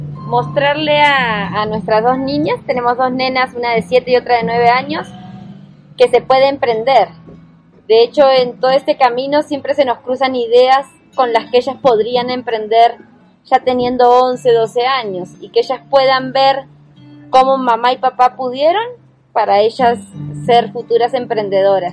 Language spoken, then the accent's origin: Spanish; Villa Gesell, Buenos Aires Province, Argentina; moved away as an adult; also born or lived in Colombia; now in Chía, Colombia; Yo soy de Argentina, de, Villa Gesell, Buenos Aires. De la costa argentina fría